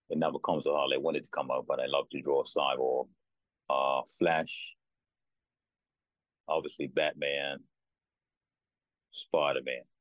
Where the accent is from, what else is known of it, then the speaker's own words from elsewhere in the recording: Bermuda; born in Berea, yeah, in Bermuda. Been so, there all my life.